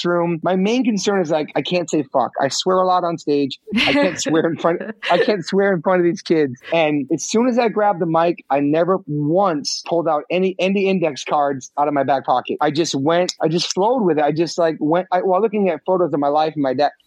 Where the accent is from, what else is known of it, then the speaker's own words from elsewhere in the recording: New York, United States; growing up in New York, taking the subways